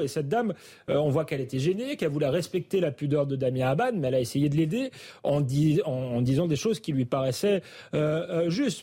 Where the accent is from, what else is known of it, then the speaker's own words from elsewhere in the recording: Épinay-sur-Seine, Île-de-France, France; j'ai grandi aussi à Épinay